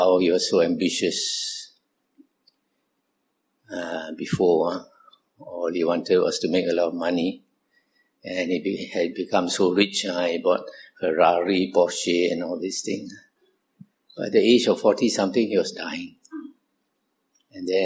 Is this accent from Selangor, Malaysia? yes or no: no; Kuala Lumpur, Malaysia; I was born in Kuala Lumpur, 1947. I grew up in Kuala Lumpur.